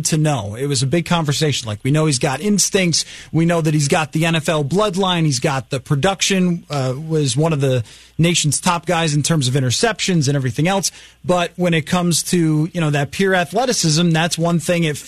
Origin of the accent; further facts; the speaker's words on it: Buffalo, New York, United States; I grew up in Buffalo